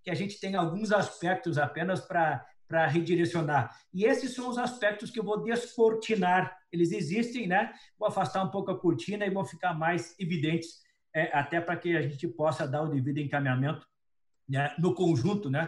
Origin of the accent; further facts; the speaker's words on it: Criciúma, Santa Catarina, Brazil; moved away; O pior é o seguinte, saí de Criciúma para Porto Alegre